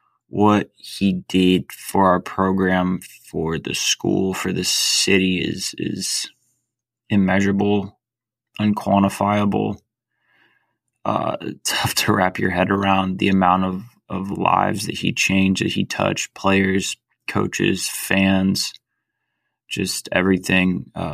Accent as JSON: {"language": "English", "town": "Tallahassee", "region": "Florida", "country": "United States", "tie": "born or raised there", "said": "I'm also an FSU grad, and I grew up here in Tallahassee"}